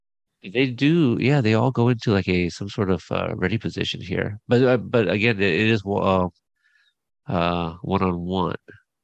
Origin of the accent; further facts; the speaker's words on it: United States; being Asian American, and my parents, I'm a son of immigrants